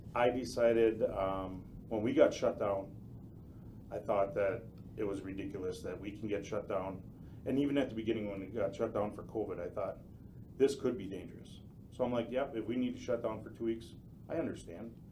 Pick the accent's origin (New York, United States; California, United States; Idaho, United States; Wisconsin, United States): Wisconsin, United States; Port Washington; moved away as an adult; now in Campbellsport, United States; Born and raised in Port Washington.